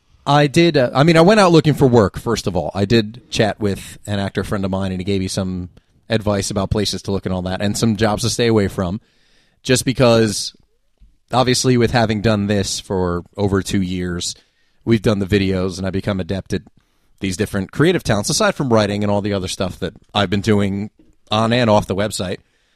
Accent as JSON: {"language": "English", "region": "New Jersey", "country": "United States", "said": "Which I always hesitate to say I'm from the Jersey Shore"}